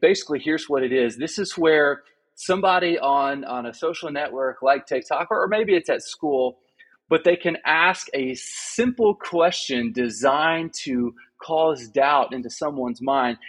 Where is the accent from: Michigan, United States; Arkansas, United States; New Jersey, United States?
Arkansas, United States; now in Austin, United States; I'm born and raised in Arkansas